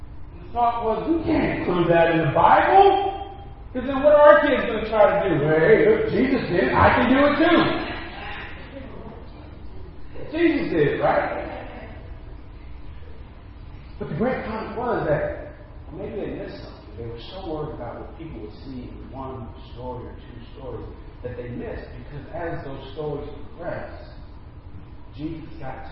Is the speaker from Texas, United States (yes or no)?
yes; Dallas, Texas, United States; I'm from Dallas